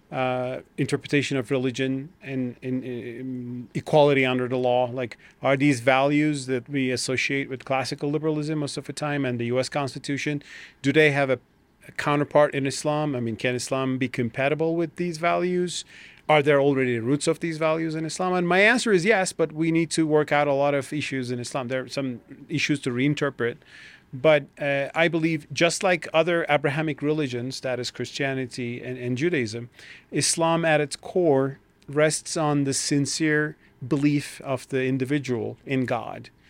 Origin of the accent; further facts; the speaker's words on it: Turkey; moved away as an adult; now in United States; I'm coming from Turkey